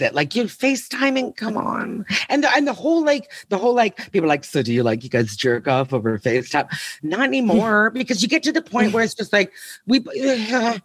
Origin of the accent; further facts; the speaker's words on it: Canada; moved away as an adult; also born or lived in Toronto; now in Los Angeles, United States; I am Canadian. And so I did the big move